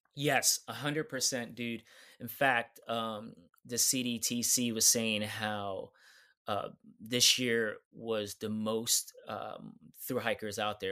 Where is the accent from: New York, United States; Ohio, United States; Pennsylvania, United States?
New York, United States; New York City; I'm from New York City